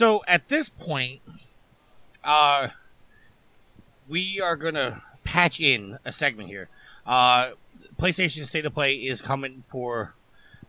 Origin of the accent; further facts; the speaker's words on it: New York, United States; also born or lived in Virginia; I was actually born and raised in New York. I'm a New Yorker through and through